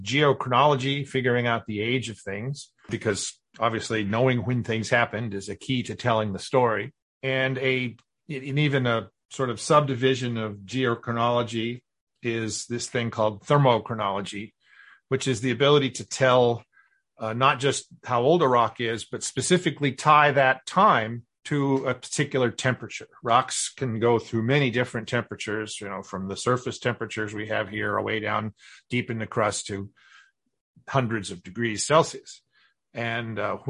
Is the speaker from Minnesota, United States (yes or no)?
no; Kansas, United States; moved away as an adult; also born or lived in New Mexico / New York; now in Houston, United States; I grew up in Kansas